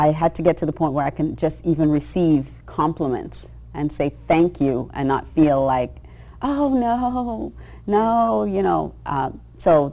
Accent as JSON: {"language": "English", "country": "Australia", "tie": "born or raised there", "said": "I grew up in Australia when I was surrounded by blonde, blue eyes, you know, fair skin"}